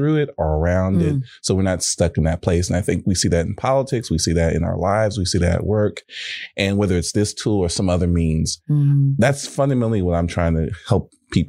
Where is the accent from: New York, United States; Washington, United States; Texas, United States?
Texas, United States; Houston; I'm from Houston